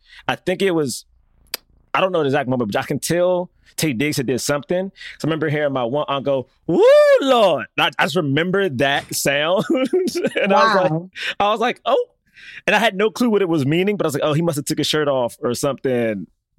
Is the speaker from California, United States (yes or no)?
no; Washington, District of Columbia, United States; Look, I grew up in Southeast.